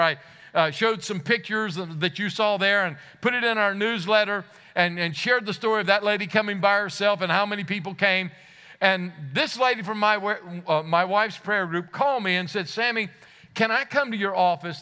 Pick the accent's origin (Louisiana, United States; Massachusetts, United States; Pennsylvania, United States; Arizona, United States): Louisiana, United States; I come from Louisiana